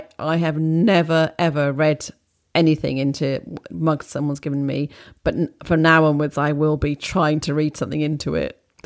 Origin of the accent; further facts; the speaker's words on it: Wales, United Kingdom; The puffin is my favourite as I grew up near Puffin Island.